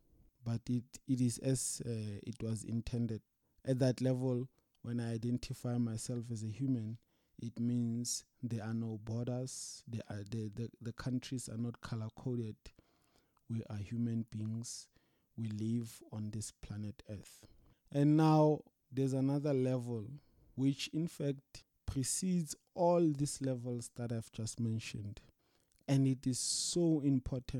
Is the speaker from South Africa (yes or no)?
yes; South Africa; now I'm a South African